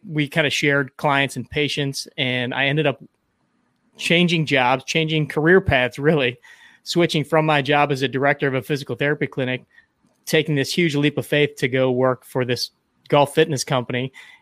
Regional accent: St. Louis, Missouri, United States; also born or lived in Kansas City; born and raised in St. Louis

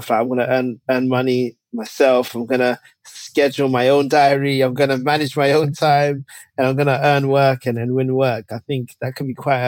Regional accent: London, United Kingdom; I grew up in Tottenham, North London, British-born Ghanaian

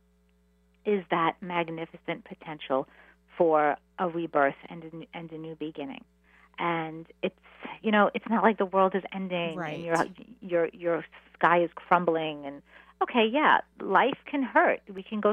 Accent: New York City, New York, United States; I grew up, I'm a Queens girl

